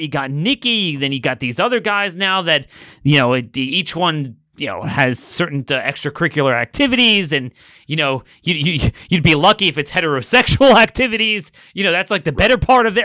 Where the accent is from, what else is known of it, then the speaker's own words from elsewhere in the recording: Maryland, United States; I'm from Maryland.